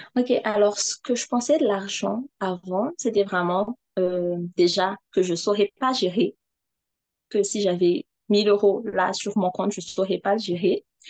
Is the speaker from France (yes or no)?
no; Madagascar; je suis malgache, euh, j'habite à Madagascar